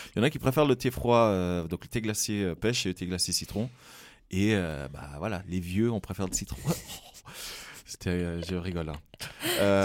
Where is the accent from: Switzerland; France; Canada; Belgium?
Switzerland; Fribourg; je suis originaire de Fribourg